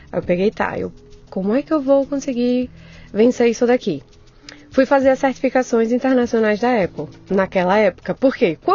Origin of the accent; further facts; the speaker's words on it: Northeast Region, Brazil; Viu o sotaque. Eu sou nordestina.